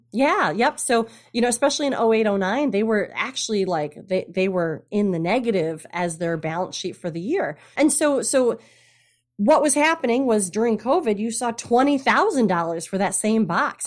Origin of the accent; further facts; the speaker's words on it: Traverse City, Michigan, United States; also born or lived in south coast of Massachusetts; now in Massachusetts, United States; originally from Michigan, Traverse City, Michigan, up north. North. I grew up on the lakes